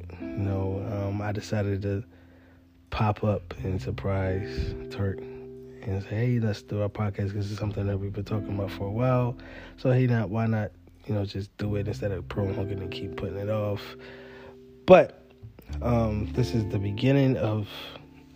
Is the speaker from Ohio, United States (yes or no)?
no; Philadelphia, Pennsylvania, United States; I'm just a normal guy in the city of Philadelphia